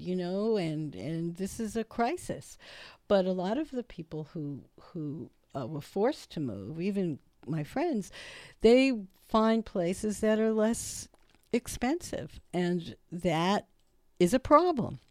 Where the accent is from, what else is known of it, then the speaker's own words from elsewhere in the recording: Brooklyn, New York, United States; I grew up in Brooklyn